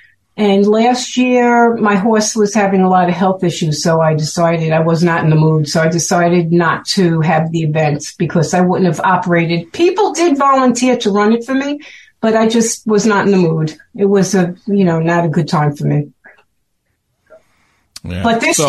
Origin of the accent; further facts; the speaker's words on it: Brooklyn, New York, United States; accent: Brooklyn; You could tell I'm from Brooklyn from my accent.